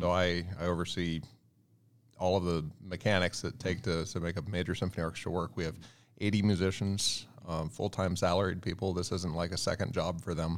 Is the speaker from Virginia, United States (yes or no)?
yes; Virginia, United States; I grew up in a very, uh, rural area, uh, colonial area of Virginia